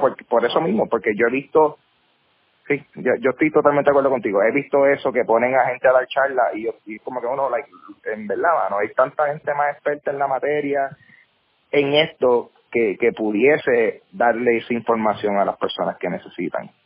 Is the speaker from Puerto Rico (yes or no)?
yes; Carolina, Puerto Rico; also born or lived in Bayamón, Puerto Rico; Yo soy eh, un, joven de puertorriqueño, eh, nacido y criado, bueno, no nací actually, yo nací en Bayamón, pero he sido criado en, Carolina